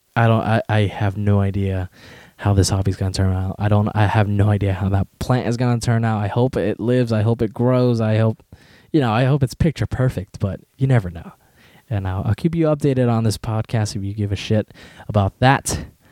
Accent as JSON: {"language": "English", "country": "United States", "tie": "born or raised there", "also_born_or_lived": "Westminster, California", "said": "I was born in America"}